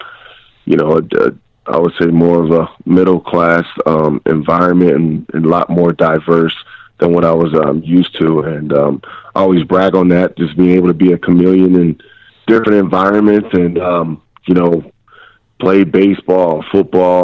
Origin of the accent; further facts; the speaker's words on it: Eastern Pennsylvania, United States; moved away as an adult; I'm from Eastern Pennsylvania, you know, small blue-collar town